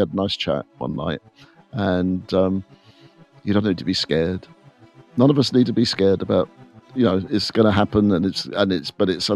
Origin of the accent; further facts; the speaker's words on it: England, United Kingdom; when we were growing up in England in the 70s